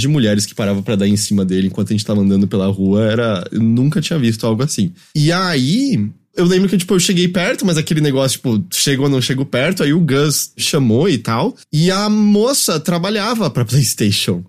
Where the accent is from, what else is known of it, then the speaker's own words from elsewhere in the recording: Brazil; a gente é brasileiro